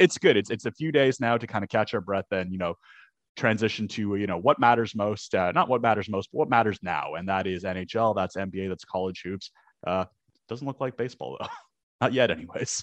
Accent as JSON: {"language": "English", "country": "Canada", "said": "as a Canadian"}